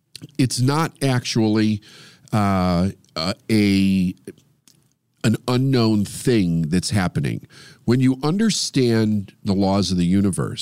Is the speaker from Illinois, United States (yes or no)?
yes; Chicago, Illinois, United States; all my people in Chicago, Chi-Town